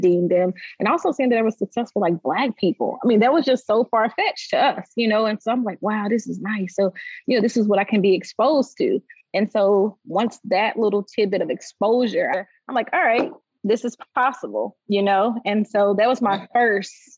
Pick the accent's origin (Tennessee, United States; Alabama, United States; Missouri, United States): Tennessee, United States; Nashville; I'm Nashville native, so I grew up here in Nashville